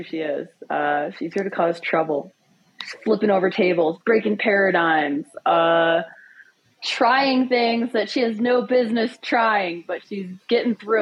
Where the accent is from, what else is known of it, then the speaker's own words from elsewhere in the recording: Wisconsin, United States; moved away; I grew up in Wisconsin